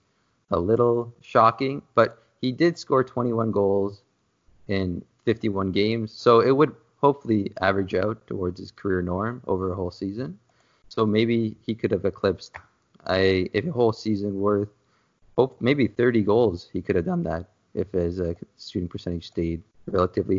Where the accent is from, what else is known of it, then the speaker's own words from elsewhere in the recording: Toronto, Ontario, Canada; I am from Toronto